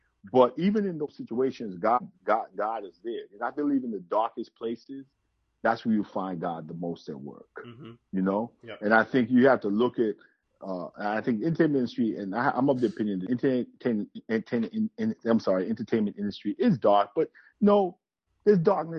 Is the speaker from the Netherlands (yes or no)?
no; Jamaica; So he's also from Jamaican family, because I'm from Jamaica, so I met his Jamaican family. So of course, I love Jamaican culture.